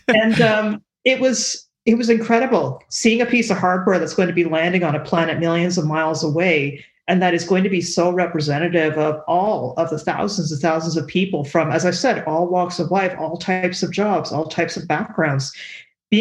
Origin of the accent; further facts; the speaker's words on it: Canada; I am a Canadian